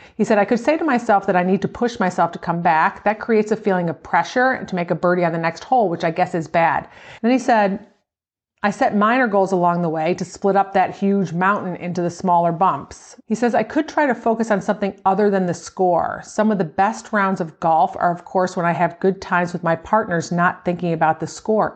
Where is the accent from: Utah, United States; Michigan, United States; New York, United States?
New York, United States; Buffalo; as a kid growing up in Buffalo